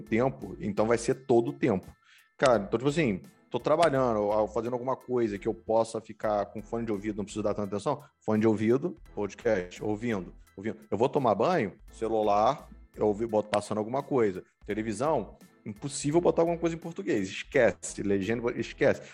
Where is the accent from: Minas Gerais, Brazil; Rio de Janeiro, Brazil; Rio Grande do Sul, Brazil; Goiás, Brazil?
Rio de Janeiro, Brazil; accent: carioca; now in United States; esse meu sotaque carioca, que eu puxo, puxo S